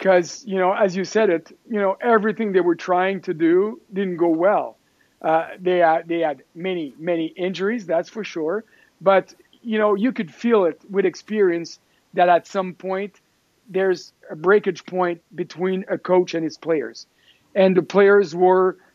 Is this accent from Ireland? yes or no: no; Quebec City, Quebec, Canada; also born or lived in Stockholm, Sweden / Montreal; I was born in Quebec City